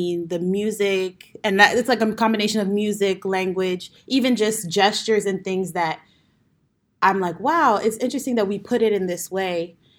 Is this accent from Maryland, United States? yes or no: yes; Langley Park, Maryland, United States; I grew up in Langley Park, Maryland.